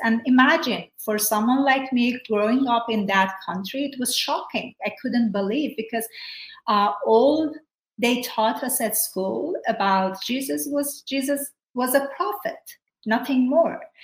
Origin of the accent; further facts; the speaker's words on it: Iran; moved away; I grew up in Iran